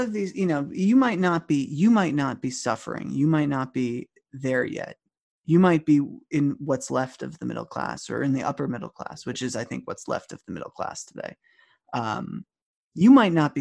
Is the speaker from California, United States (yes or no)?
no; East Hampton, New York, United States; I grew up in East Hampton